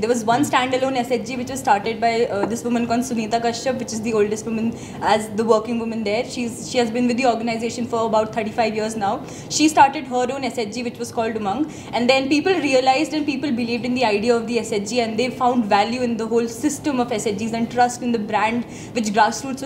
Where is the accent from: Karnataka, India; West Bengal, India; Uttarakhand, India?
Uttarakhand, India; Nainital; Nainital, which is my hometown